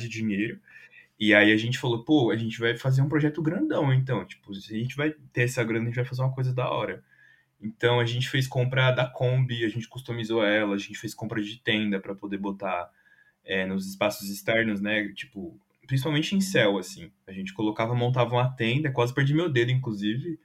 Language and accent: Portuguese; São Paulo, Brazil; no bairro de São Rafael, do lado de São Mateus, que foi onde eu cresci também